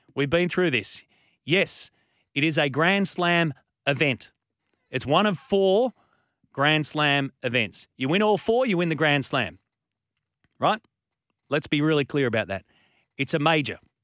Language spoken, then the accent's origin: English; Australia; as an Aussie